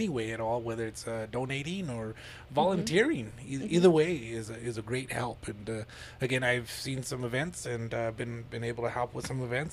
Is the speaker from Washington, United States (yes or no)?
no; Lordsburg, New Mexico, United States; we're from Lodi's, so you know, growing up in small town Lodi's